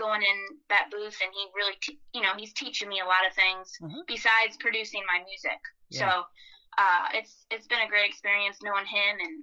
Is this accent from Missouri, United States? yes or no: no; Michigan, United States; moved away; my hometown in Michigan